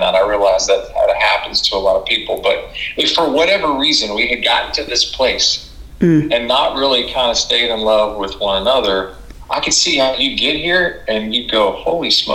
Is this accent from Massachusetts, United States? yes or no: no; Jacksonville, Florida, United States; I grew up in Jacksonville, Florida